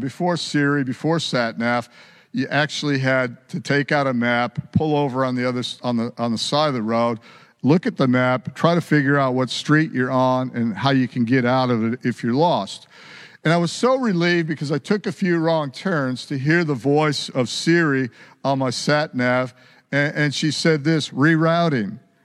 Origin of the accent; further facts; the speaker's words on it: United States; I was born in America. I've got an accent